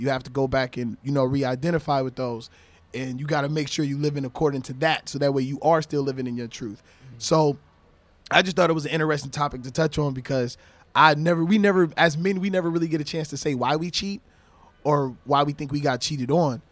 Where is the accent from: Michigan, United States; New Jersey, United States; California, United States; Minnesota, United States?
Michigan, United States; also born or lived in Florida / Spanish Harlem, New York; now in New York, United States; I'm originally from Michigan